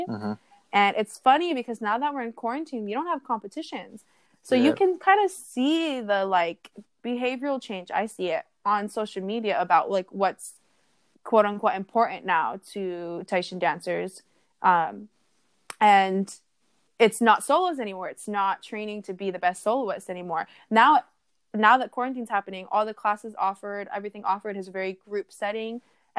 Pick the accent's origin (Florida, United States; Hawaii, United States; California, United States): Hawaii, United States; I'm Hawaiian Samoan, I'm not Tahitian, but it, you know, it's our cousins for sure.